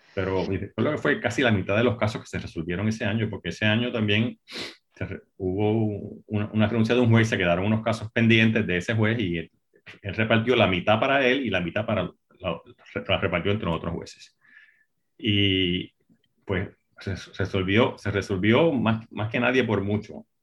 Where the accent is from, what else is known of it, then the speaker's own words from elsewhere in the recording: Puerto Rico; nací y me crié en Puerto Rico